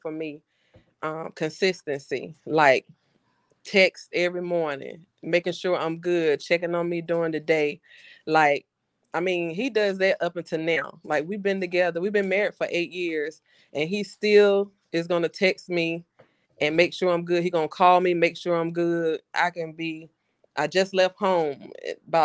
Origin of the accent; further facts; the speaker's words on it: Lewisburg, United States; I'm from Lewisburg.